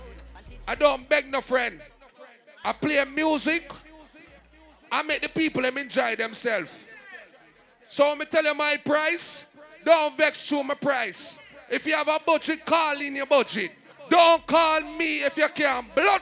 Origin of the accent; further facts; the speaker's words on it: Jamaica; All proud Jamaican, we're born a Jamaican. Love Jamaica, most of blank in here.